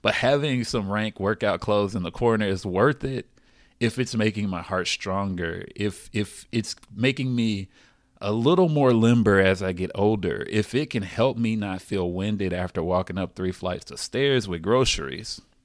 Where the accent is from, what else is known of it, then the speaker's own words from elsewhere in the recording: the South, United States; I'm from the South